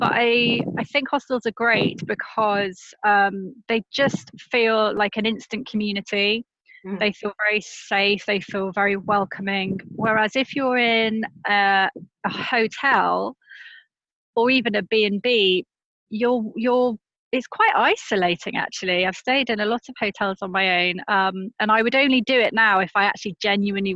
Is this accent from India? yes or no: no; United Kingdom; accent: British; as a Brit, we don't think we have an accent.